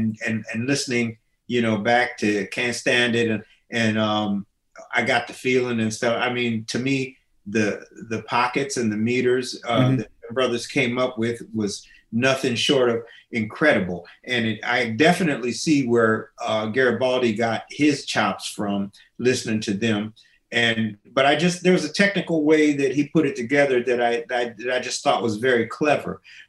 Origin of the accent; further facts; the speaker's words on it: Minneapolis, Minnesota, United States; also born or lived in Springfield, Illinois; My preteen life, you know, in Minnesota was, I pretty much lived in the don't go to areas.